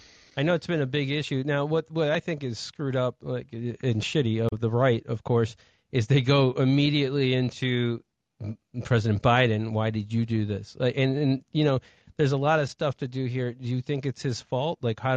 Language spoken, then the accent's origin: English; North Carolina, United States; also born or lived in Ohio; And as you know, I went to school in North Carolina. I grew up in North Carolina after Ohio.